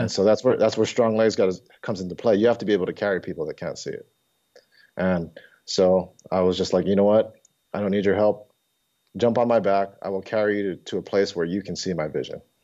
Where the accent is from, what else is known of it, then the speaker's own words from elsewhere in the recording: Hawaii, United States; moved away as an adult; also born or lived in Oregon; I came from Hawaii, born and raised in Hawaii